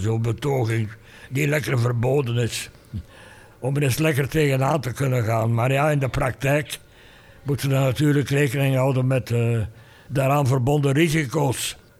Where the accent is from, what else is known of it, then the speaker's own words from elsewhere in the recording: Fleming, Flanders, Belgium; mijn plicht achtte als Vlaming, als Vlaams gezinde, als Vlaams activist